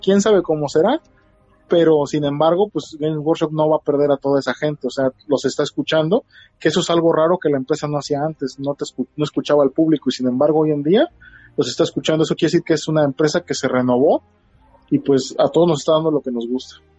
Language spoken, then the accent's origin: Spanish; Tampico, Tamaulipas, Mexico; also born or lived in Guadalajara, Jalisco; now in Poza Rica, Mexico; yo soy originario de Tampico, Tamaulipas, pero viví en Guadalajara